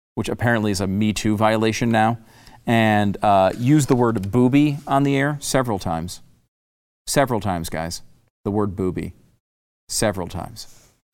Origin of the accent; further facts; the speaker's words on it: United States; as an American